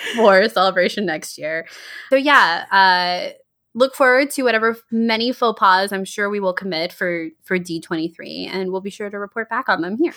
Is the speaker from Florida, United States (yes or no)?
no; Georgia, United States; Charlotte and I grew up in Georgia.